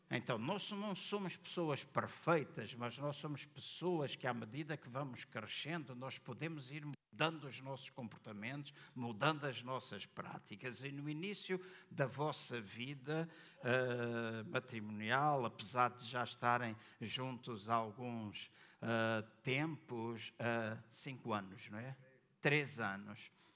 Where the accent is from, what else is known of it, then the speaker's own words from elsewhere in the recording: Angola; now in Portugal; Eu nasci em Angola